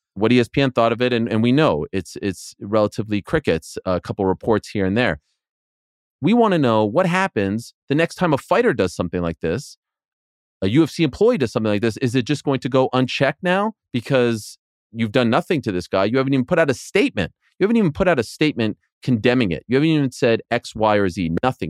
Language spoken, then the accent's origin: English; Canada; I'm Canadian